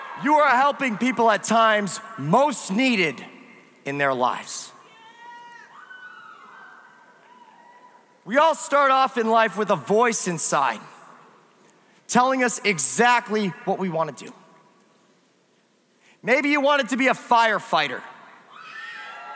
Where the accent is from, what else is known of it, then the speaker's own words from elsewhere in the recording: near Springfield, Massachusetts, United States; moved away; I grew up next to Springfield, Massachusetts